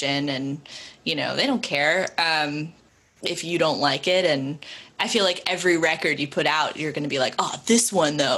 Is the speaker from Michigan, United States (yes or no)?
no; California, United States; also born or lived in Boston; now in Nashville, United States; I grew up in California, and then when I moved to Boston, you know, it was not only West Coast to East Coast, it was like small farming town to the middle of Boston